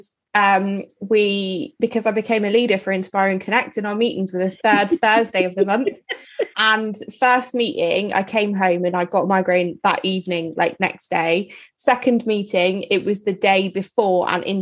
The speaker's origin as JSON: {"language": "English", "town": "Dartmouth", "region": "South West England", "country": "United Kingdom", "tie": "born or raised there", "lives_now": "Plymouth, United Kingdom", "said": "I grew up in just outside of Dartmouth"}